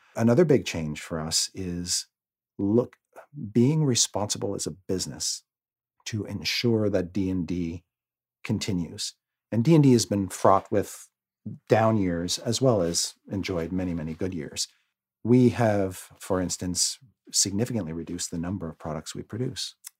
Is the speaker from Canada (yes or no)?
yes; Canada; now in United States; being Canadian